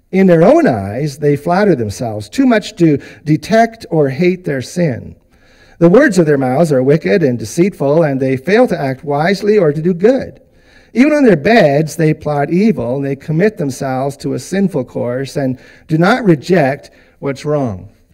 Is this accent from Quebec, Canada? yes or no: no; Vancouver, British Columbia, Canada; moved away; we spent a lot of years in BC, and I grew up in Vancouver